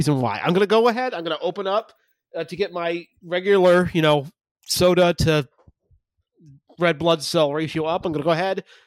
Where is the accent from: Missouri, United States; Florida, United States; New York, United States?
Florida, United States; now in Fort Worth, United States; I grew up in Florida where we had East Coast Girl Scout cookies and now live in Fort Worth, Texas